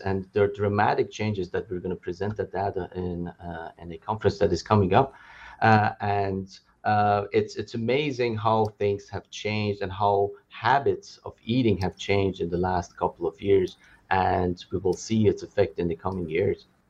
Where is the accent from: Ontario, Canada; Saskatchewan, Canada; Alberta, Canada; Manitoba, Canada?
Alberta, Canada; Calgary; moved away as an adult; also born or lived in Edmonton; now in Los Angeles, United States; I'm from Calgary, uh, and I did training in Edmonton as well